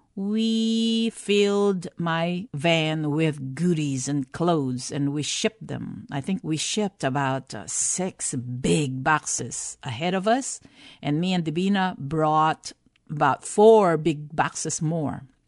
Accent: Philippines; moved away; growing up in the Philippines

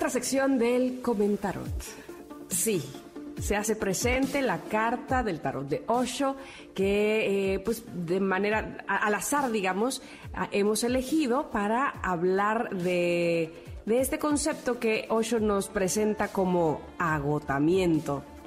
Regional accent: Veracruz, Mexico; sobre todo de niña, aquí en Veracruz

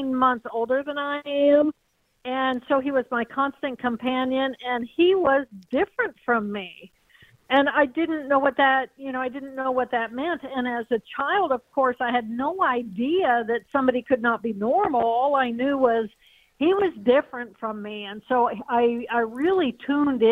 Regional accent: Terre Haute, Indiana, United States; I grew up in Terre Haute, Indiana, so not that far from St. Louis.

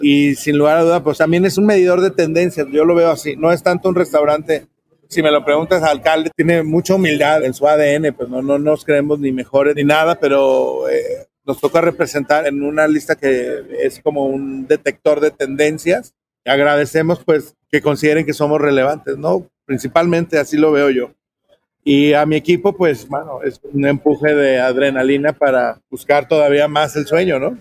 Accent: Guadalajara, Jalisco, Mexico; con la región de donde soy, con la ciudad de donde soy, que es Guadalajara, pero se extiende pues a toda la región del Bajío

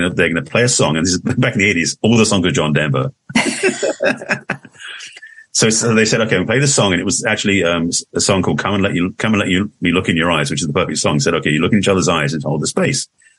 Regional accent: England, United Kingdom; accent: English; moved away as an adult; now in United States; I moved to America in 81 from England. For those who don't know, that's an English accent I express

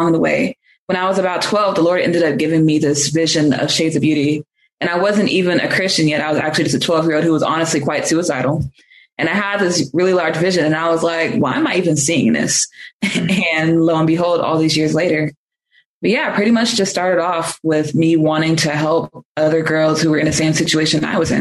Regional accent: Bay Area, California, United States; I was born in the Bay Area, and I really was raised all throughout it, definitely in the Richmond area, Vallejo area, Antioch, Brentwood area.

